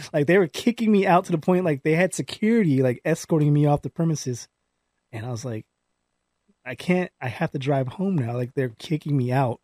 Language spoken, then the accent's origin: English; Palmdale, California, United States; I grew up in Palmdale